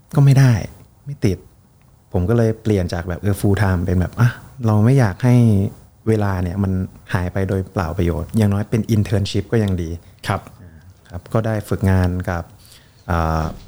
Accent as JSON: {"language": "Thai", "region": "Bangkok", "country": "Thailand", "also_born_or_lived": "Surin", "said": "ผมเป็นคนกรุงเทพครับ แม่- แม่เป็นคนสุรินทร์"}